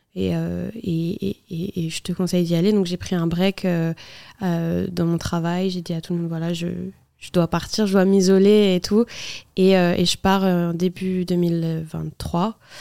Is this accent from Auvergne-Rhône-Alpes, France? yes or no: no; Nantes, Pays de la Loire, France; nous, on est de Nantes